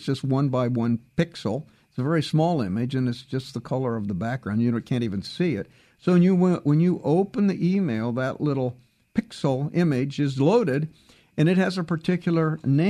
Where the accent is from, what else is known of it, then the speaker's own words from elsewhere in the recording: Canada; now in United States; that even includes the times when I'm in Canada, since I'm a Canadian citizen down here with you Yanks.